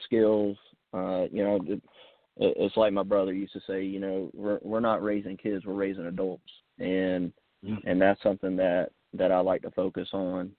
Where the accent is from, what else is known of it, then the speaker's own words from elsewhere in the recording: Somerville, United States; I grew up in Somerville, you know, I've always been around the Stratoma Club